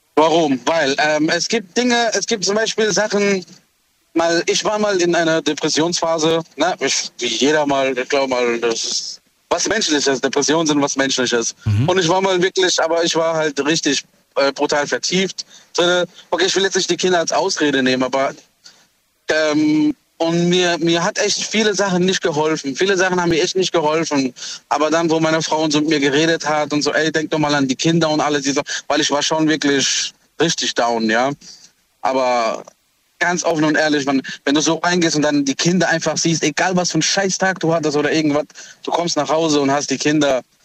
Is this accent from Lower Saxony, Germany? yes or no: no; Heidelberg, Baden-Württemberg, Germany; ich bin aus Heidelberg